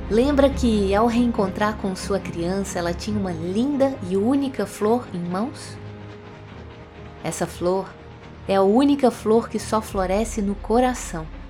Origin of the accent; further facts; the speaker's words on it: Minas Gerais, Brazil; accent: mineirês; como mineirinha que sou